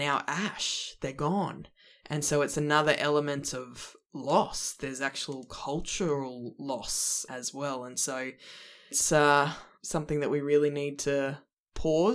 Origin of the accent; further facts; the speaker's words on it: Cairns, Queensland, Australia; I was born up in Cairns, and my dad's been a tour guide up through the Daintree rainforest for many decades